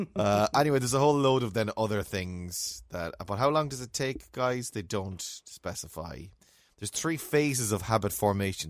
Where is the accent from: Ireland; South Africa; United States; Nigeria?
Ireland; we're Irish and we're raised in Ireland